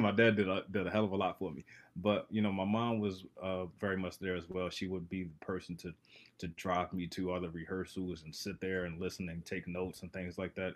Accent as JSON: {"language": "English", "town": "Baltimore", "region": "Maryland", "country": "United States", "said": "I'm from Baltimore"}